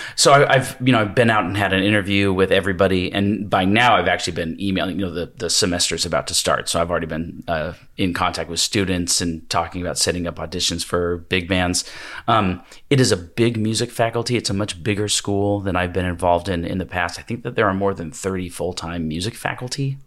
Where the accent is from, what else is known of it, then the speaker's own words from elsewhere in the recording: Washington, United States; moved away as an adult; also born or lived in Hawaii / the Triangle, North Carolina; I'm from Washington State originally, although Pullman is like almost literally as far from my hometown